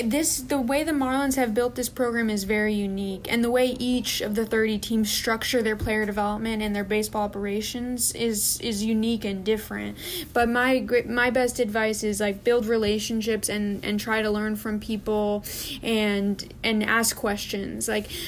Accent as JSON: {"language": "English", "region": "California", "country": "United States", "tie": "born or raised there", "also_born_or_lived": "Florida", "said": "Really unique, and I never had that growing up in California or in Florida."}